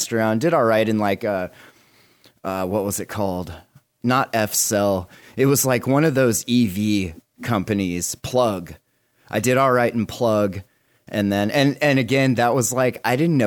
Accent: Montana, United States; also born or lived in Washington; now in Oregon, United States; I'm originally from Montana, and then moved to Washington to work in the weed lab industry.

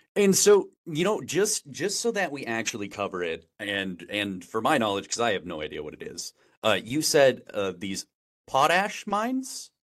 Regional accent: Wisconsin, United States; moved away as an adult; now in San Francisco, United States; I grew up in Wisconsin my whole life

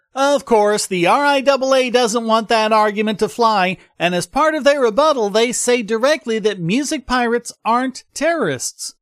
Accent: the South, United States; I'm from the South

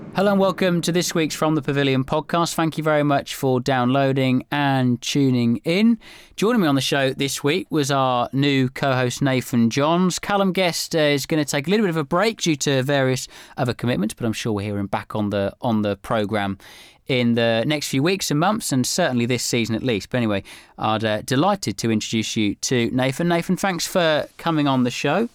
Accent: Cambridge, East of England, United Kingdom; I'm from Cambridge

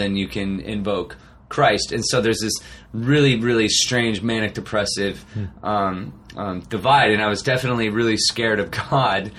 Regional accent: Arcata, California, United States; also born or lived in Eureka, California; I grew up in Humboldt County, so I was born in Eureka, California. Okay. So up way north, Eureka, Arcata is where I grew up.

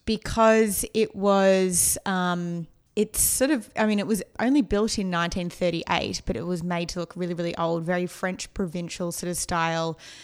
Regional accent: Melbourne, Victoria, Australia; now in Los Angeles, United States; I grew up in the outskirts of Melbourne in a place called Eltham

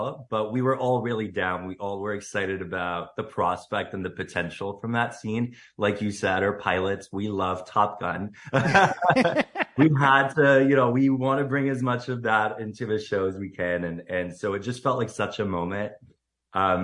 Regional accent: Syria; moved away as an adult; now in Canada; I moved from Syria when I was 18, to Canada.

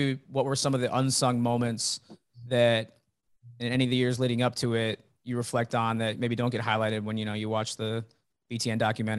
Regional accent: Champaign, Illinois, United States; I'm a Central Illinois guy too.

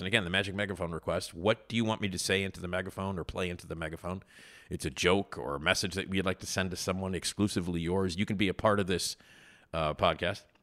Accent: Chicago, Illinois, United States; I grew up on Addison, and they were on Irving. And, uh, you know, I lived at Addison and Lincoln

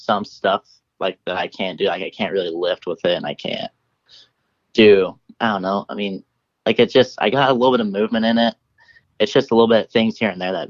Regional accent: Pocatello, Idaho, United States; growing up here

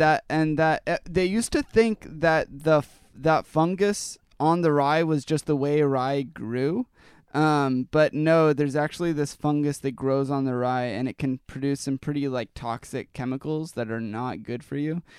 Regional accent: Pacific Northwest, United States; we're from the Pacific Northwest, so, you know, it's the home of Sasquatch.

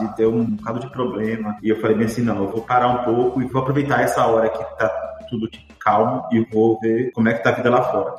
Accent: Aracaju, Sergipe, Brazil; moved away as an adult; also born or lived in Rio de Janeiro; now in Dublin, Ireland; eu nasci no Rio de Janeiro, mas eu passei só um ano morando lá, não lembro. Depois disso, minha mãe se mudou com meu pai para uma cidade chamada Aracaju. Aracaju é a capital do menor estado do Nordeste e eu passei lá 23 anos seguidos

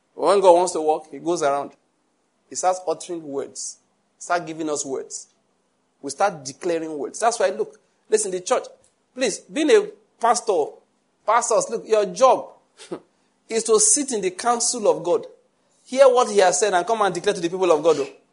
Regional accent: Western Nigeria, Nigeria; I'm from Western Nigeria. I was there

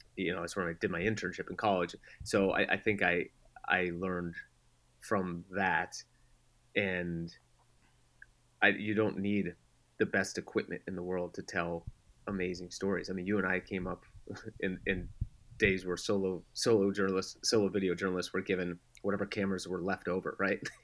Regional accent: Denver, Colorado, United States; moved away; also born or lived in San Diego; I grew up in Denver

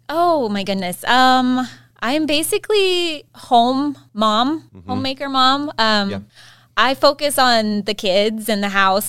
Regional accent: Harrington, United States; I grew up in Harrington

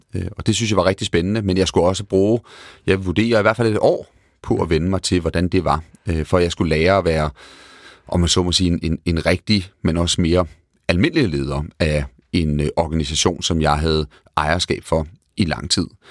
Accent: Denmark; moved away as an adult; also born or lived in England; Både Tina og jeg er danskere og voksede op i Danmark

